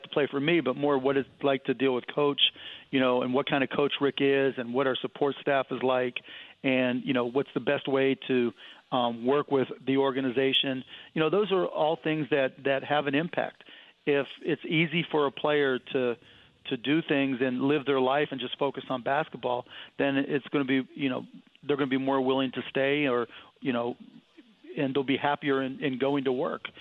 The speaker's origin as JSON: {"language": "English", "town": "Cleveland", "region": "Ohio", "country": "United States", "said": "Yeah, I'm from Cleveland"}